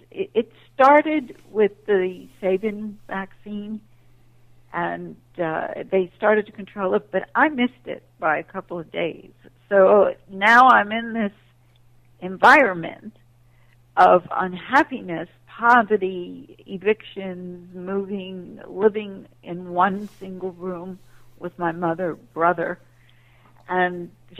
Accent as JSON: {"language": "English", "town": "Manhattan", "region": "New York", "country": "United States", "tie": "born or raised there", "said": "And I was raised in Manhattan, so my mother was very strict about any hanging out in the street or courtyard."}